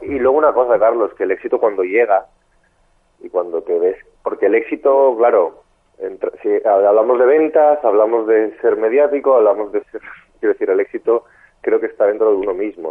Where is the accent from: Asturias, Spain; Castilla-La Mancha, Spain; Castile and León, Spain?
Asturias, Spain; moved away as an adult; now in Madrid, Spain; soy un chico de Asturias